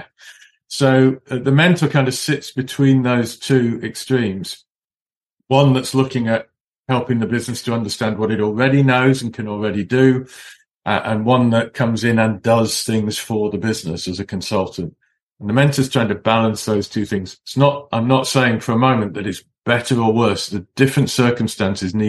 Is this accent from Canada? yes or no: no; Cheshire, North West England, United Kingdom; also born or lived in Manchester; I was born in Manchester in the northwest. I was brought up in Cheshire.